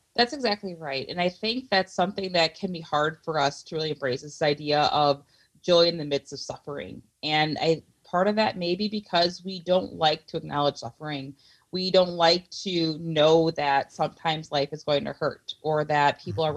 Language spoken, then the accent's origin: English; Milwaukee, Wisconsin, United States; growing up in Milwaukee